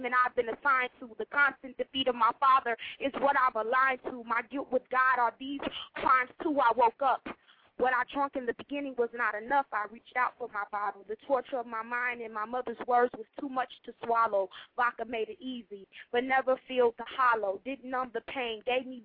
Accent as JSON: {"language": "English", "town": "Chicago", "region": "Illinois", "country": "United States", "said": "I'm from Chicago"}